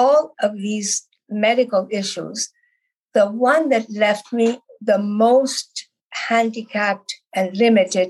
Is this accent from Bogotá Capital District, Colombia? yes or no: yes; Bogotá, Bogotá Capital District, Colombia; moved away as an adult; now in Canada; I was born in Bogota, Colombia, South America, and I came to Canada about 58 years ago